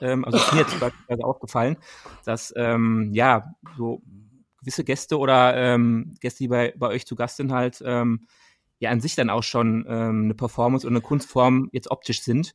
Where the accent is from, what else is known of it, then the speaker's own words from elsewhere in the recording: Dortmund, North Rhine-Westphalia, Germany; wir kommen ja aus Dortmund selber